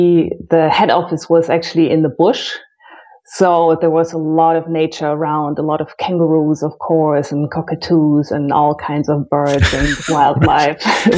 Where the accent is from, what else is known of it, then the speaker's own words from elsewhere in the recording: Cologne, North Rhine-Westphalia, Germany; also born or lived in Brazil; Well, I am originally from Cologne, but I've moved around quite a bit.